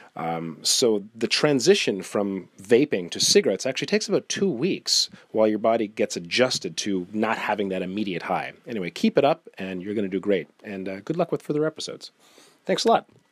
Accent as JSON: {"language": "English", "region": "Nova Scotia", "country": "Canada", "tie": "born or raised there", "said": "I'm from Nova Scotia, Canada, and listening to C B C radio was kind of a staple when growing up"}